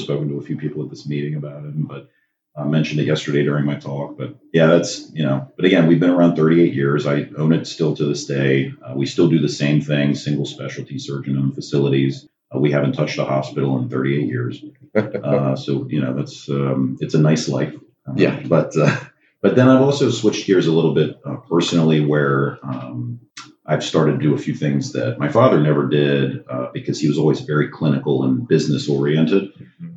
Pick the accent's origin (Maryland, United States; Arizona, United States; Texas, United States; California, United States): Maryland, United States; I come from Maryland. I have uh, my own anesthesia practice there in Maryland